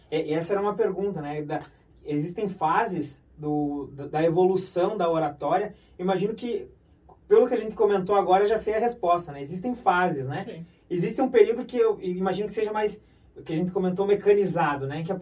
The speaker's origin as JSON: {"language": "Portuguese", "country": "Brazil", "said": "Eu, particularmente, sou do interior, nitidamente vocês perceberam"}